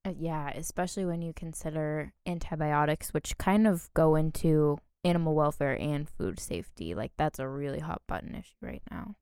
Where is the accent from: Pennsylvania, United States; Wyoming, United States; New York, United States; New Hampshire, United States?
New Hampshire, United States; we're from New Hampshire